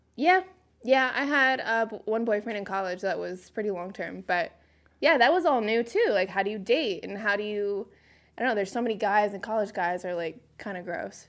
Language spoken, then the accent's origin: English; Phoenix, Arizona, United States; moved away as an adult; also born or lived in North Carolina; I grew up in Phoenix, Arizona.